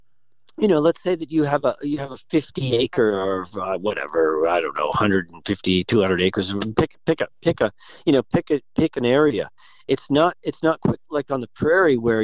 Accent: New Hampshire, United States; moved away as an adult; now in Montana, United States; I grew up in New England. I grew up in New Hampshire

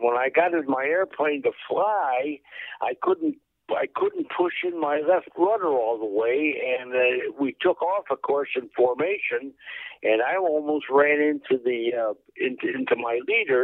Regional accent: Chicago, Illinois, United States; I was from Chicago.

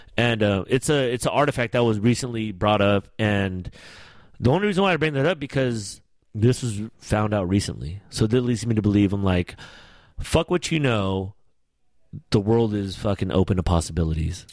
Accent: United States; I'm Filipino American

